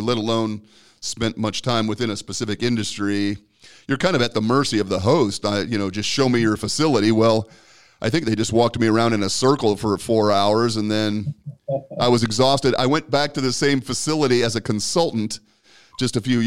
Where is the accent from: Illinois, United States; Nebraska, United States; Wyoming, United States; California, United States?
Nebraska, United States; Omaha; I was born and raised in Omaha